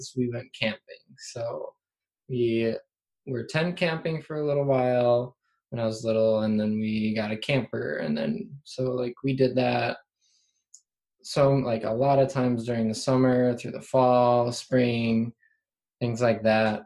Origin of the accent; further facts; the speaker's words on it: Central Wisconsin, United States; I live in the Central Wisconsin area like my whole life